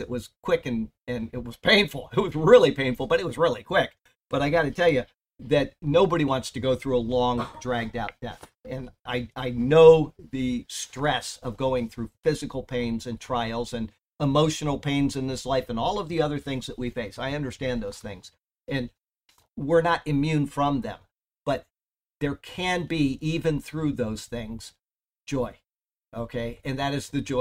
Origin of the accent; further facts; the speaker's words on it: Siesta Key, Florida, United States; Growing up on Siesta Key, the south end of the Key, there were at any time maybe five children